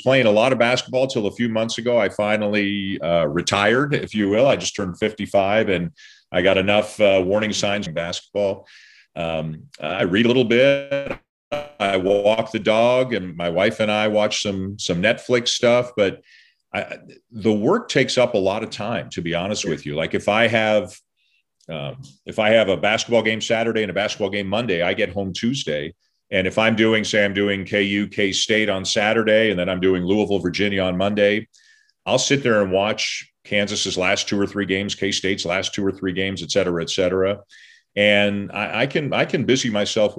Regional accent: Toronto, Ontario, Canada; moved away; I grew up in Toronto

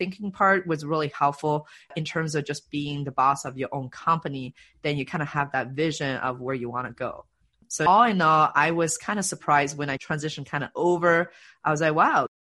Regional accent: China; also born or lived in Canada; now in Seattle, United States; I grew up in China, actually, and then moved to Canada and then moved to Seattle

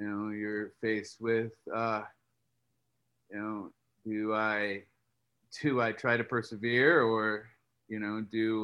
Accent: Columbus, Indiana, United States; moved away as an adult; now in Nashville, United States; I'm from small town Indiana. I'm from Columbus, Indiana.

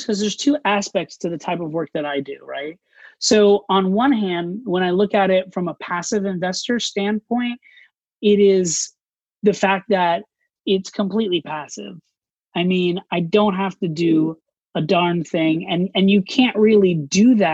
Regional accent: Orlando, Florida, United States; moved away as an adult; also born or lived in New York City; I grew up in Orlando, Florida.

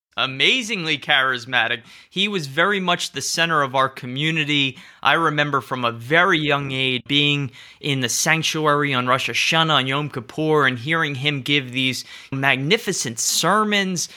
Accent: Cherry Hill, New Jersey, United States; I'm from New Jersey

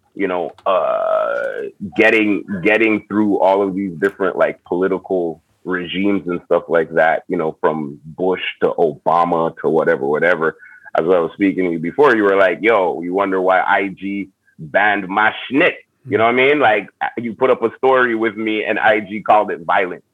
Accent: Montreal, Quebec, Canada; I'm from Montreal, Canada.

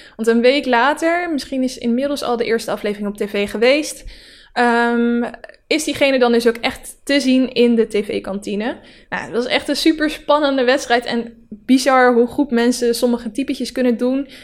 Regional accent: Netherlands; Het, het dorp waar ik vandaan kom, dat zijn alleen maar harde werkers. Die staan eigenlijk door heel Nederland zo ook zo bekend.

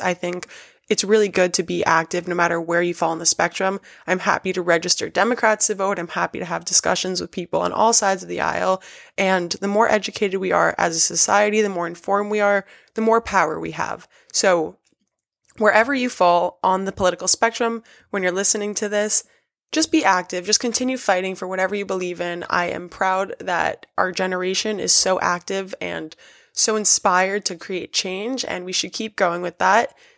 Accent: New York City, New York, United States; I was born and raised in New York City

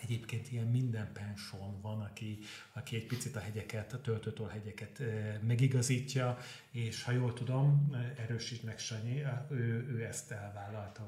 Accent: Veszprém, Veszprém County, Hungary; moved away as an adult; now in Budapest, Hungary; én Veszprémi vagyok

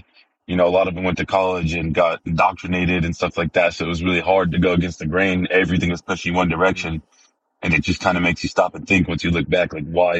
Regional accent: Wheat Ridge, Colorado, United States; moved away as an adult; now in Texas, United States; grew up outside of Wheat Ridge, Colorado, Golden Wheat Ridge area. So it's just outside of Denver.

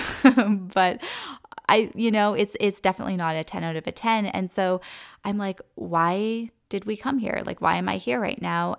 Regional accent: Canada; moved away; I didn't grow up in Costa Rica, but I grew up in Canada, and it was, like, forest and trees all around me

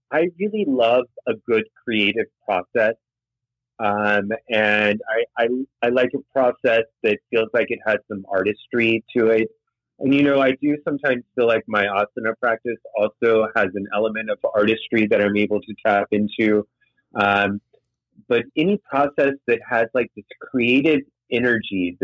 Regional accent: the South, United States; also born or lived in Guatemala; now in Miami, United States; I grew up in the South

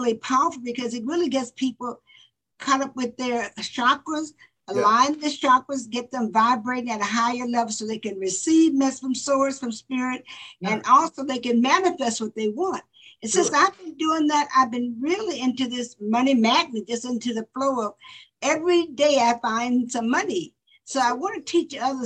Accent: Florida, United States; I grew up in Florida where it was segregation and whites and blacks didn't meet

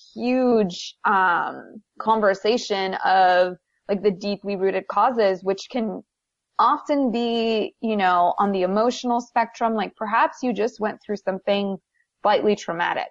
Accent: Wisconsin, United States; moved away as an adult; also born or lived in New Brunswick, Canada; now in Los Angeles, United States; I'm from New Brunswick, Canada. That's where I was born. And then when I was 10, we moved to the U.S. and I lived in Wisconsin for 11 years.

